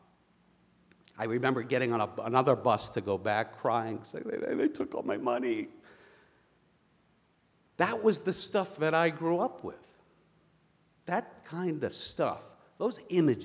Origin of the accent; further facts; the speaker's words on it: outside of Boston, New Hampshire, United States; I grew up in New Hampshire, outside of Boston.